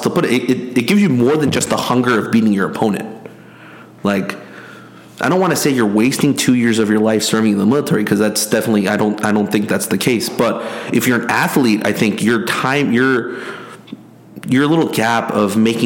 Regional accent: South Korea; now in United States; me growing up in Korea, where national sports is a big deal

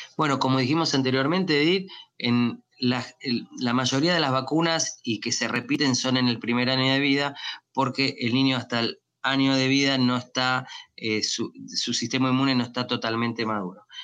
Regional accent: Argentina; moved away as an adult; also born or lived in Miami, United States; now in United States; yo me entrené en mi país, en Argentina

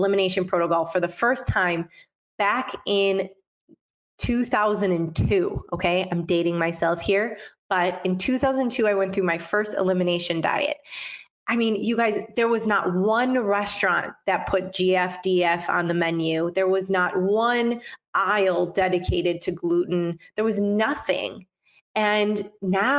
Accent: Detroit, Michigan, United States; moved away; also born or lived in Los Angeles; My hometown, Detroit, Michigan

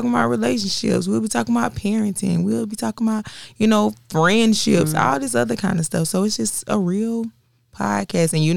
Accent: Florence, South Carolina, United States; as a black person growing up in Florence, South Carolina.

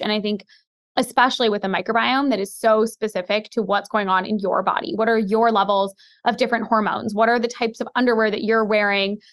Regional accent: Seattle, Washington, United States; now in New York City, United States; I grew up in Seattle

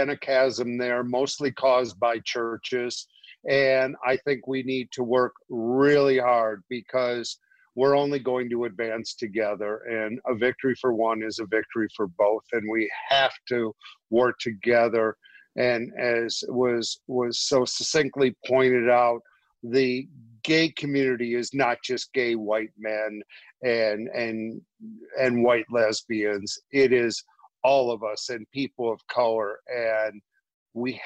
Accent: Flint, Michigan, United States; I grew up in Flint, Michigan with a very integrated population

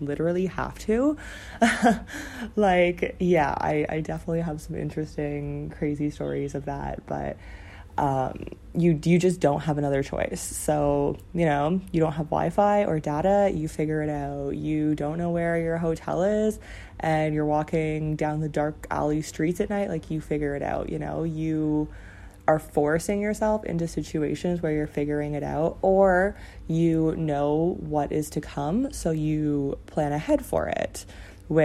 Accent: Ontario, Canada; moved away as an adult; now in China; My dream was to work downtown Toronto, which was like 2 hours away from my hometown

